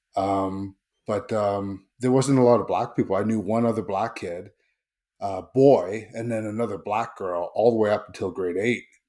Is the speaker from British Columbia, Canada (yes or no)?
yes; Vancouver, British Columbia, Canada; also born or lived in Seattle; originally from Seattle, but I grew up in Greater Vancouver